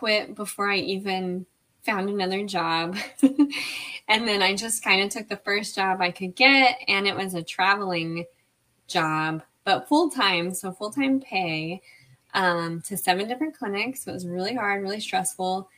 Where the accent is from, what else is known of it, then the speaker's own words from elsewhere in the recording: Lake Jackson, Texas, United States; moved away as an adult; also born or lived in San Angelo, Texas; now in Austin, United States; I am from Lake Jackson, Texas, a small town south of Houston. But I currently live in Austin, Texas.